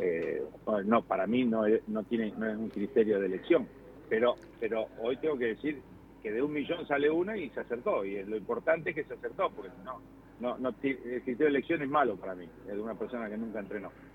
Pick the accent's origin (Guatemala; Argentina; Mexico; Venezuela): Argentina